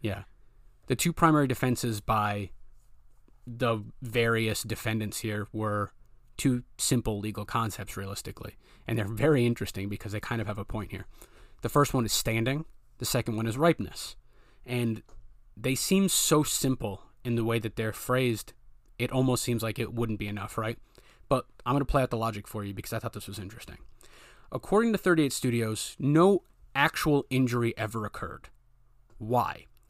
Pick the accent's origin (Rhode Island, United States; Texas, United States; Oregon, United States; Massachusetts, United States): Rhode Island, United States; I was born and raised in Rhode Island